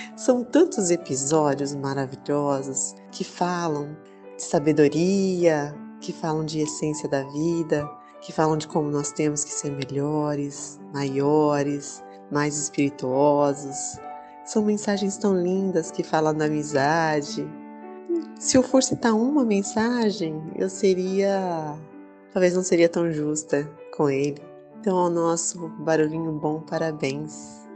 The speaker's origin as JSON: {"language": "Portuguese", "region": "interior of São Paulo", "country": "Brazil", "said": "eu sou aqui de São Paulo, do interior de São Paulo"}